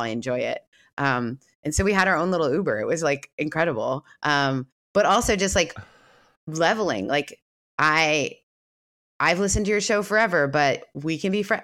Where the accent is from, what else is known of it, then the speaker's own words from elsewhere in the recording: Canada; moved away; also born or lived in the American South; I grew up in a very progressive setting because I am Canadian